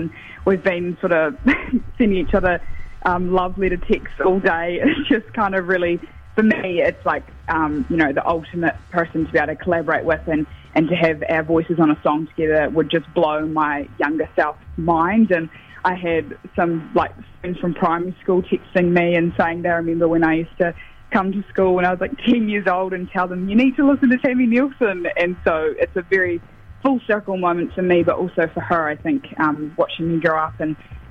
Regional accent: Gore, Southland, New Zealand; now in Wellington, New Zealand; I grew up in Goa, which has a lot of country music

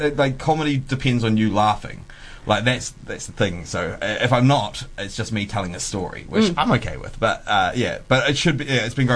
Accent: Timaru, Canterbury, New Zealand; also born or lived in Temuka; I grew up in Timaru, which is the seventh. Yeah, Timmer's Hut or TKA or Temuka, where I'm actually from.

